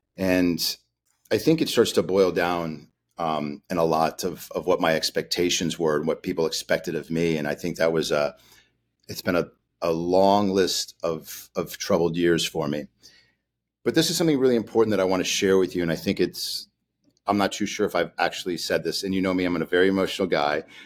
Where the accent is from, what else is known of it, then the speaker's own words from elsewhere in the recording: Chicago, Illinois, United States; Chicago, where I'm from, so we're from Chicago